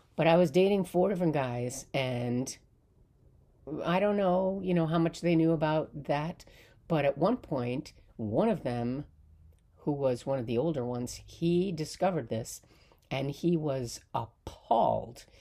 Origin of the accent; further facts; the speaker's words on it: Palisades, New York, United States; I am from Palisades in the Hudson Valley.